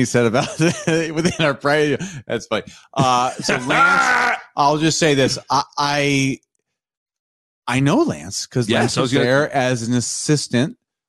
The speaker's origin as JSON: {"language": "English", "region": "Nebraska", "country": "United States", "said": "Okay, we're from Nebraska."}